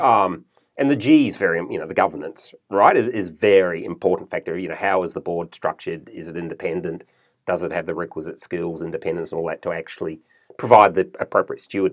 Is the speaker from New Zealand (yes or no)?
yes; New Zealand; moved away as an adult; also born or lived in United States / Germany / Melbourne, Australia; now in Australia; I was born in New Zealand, grew up in New Zealand, went to university in New Zealand